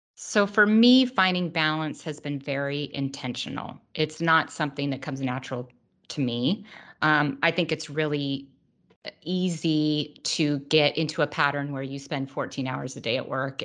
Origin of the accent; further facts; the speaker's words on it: Truckee, California, United States; also born or lived in Los Angeles, California / Idaho; now in Orange County, United States; I was born in Los Angeles, uh, but I only lived here for a few years, and my family moved to Idaho. Um, but then when we were, I was about nine, we moved up to Northern California to a tiny little town called Truckee.